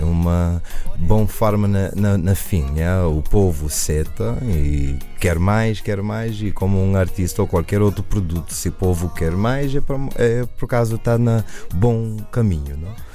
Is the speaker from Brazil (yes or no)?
no; United States; eu nasci na América